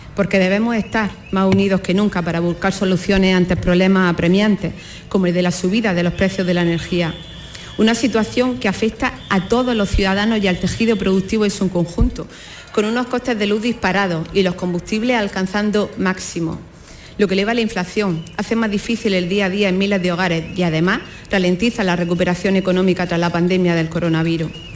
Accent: Andalusia, Spain; Nos sentimos tan españoles como andaluces

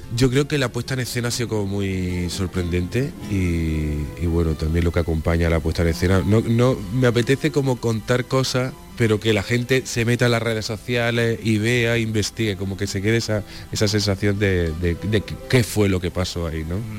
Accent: Jaén, Andalusia, Spain; El miércoles estoy en, mi tierra, por supuesto, en, Jaén

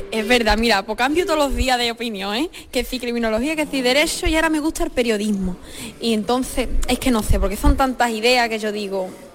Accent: Los Palacios y Villafranca, Andalusia, Spain; en mi pueblo, en Los Palacios

